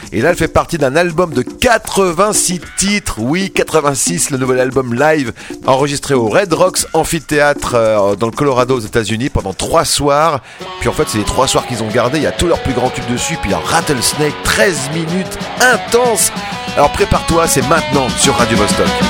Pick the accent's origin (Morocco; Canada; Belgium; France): France; Paris, Île-de-France; accent: Parisian; now in Switzerland; avec mon accent parisien